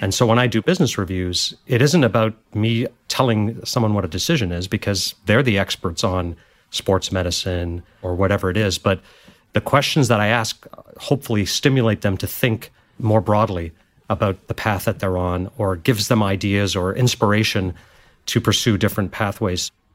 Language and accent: English; Montreal, Quebec, Canada; moved away as an adult; also born or lived in India / Goa / Paris; now in United States; growing up in Montreal and studied business.